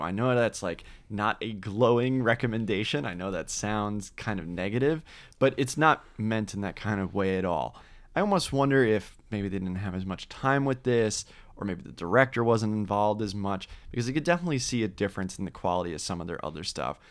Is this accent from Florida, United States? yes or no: yes; Orlando, Florida, United States; growing up in Orlando, Florida